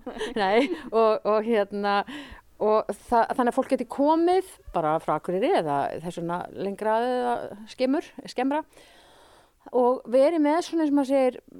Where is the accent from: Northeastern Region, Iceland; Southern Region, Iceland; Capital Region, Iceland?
Northeastern Region, Iceland; Mývatnssveit; also born or lived in Reykjavík / Kjarnanes; now in Svalbarðseyri, Iceland; ég er úr Mývasett. Ég er fætt á uppelni Mývasett